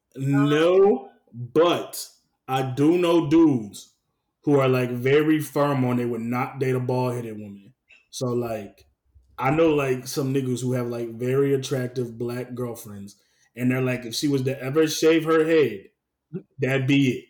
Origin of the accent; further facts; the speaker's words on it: the South, United States; I'm definitely from the South. We were raised a little different than some other people